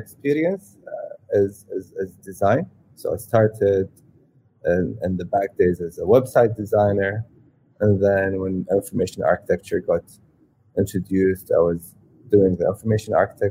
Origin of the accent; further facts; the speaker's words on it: Saudi Arabia; moved away as an adult; also born or lived in United Kingdom / California; I'm first born and raised in Saudi, and grew up all my childhood there, and then moved to the UK to kind of study and do my university.